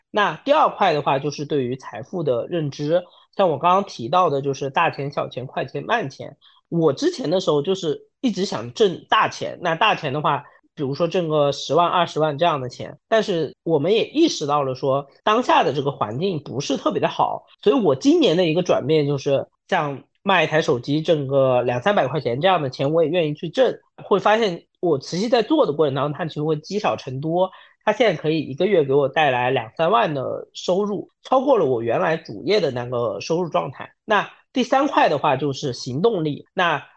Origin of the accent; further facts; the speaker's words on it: Wenzhou, Zhejiang, China; 我自己是一个九五后，然后温州人